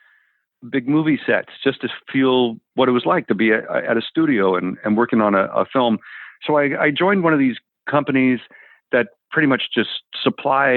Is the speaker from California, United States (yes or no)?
yes; Los Angeles, California, United States; I was raised in L.A.